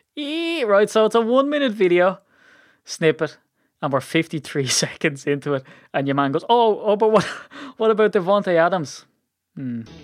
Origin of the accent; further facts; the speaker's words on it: Ireland; I'm Irish